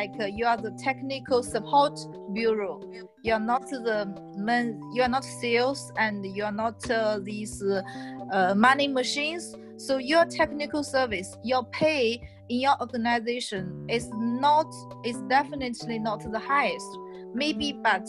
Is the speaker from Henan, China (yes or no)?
yes; Zhengzhou, Henan, China; English is a second language; now in Shanghai, China; tier two cities like Zhengzhou, my hometown.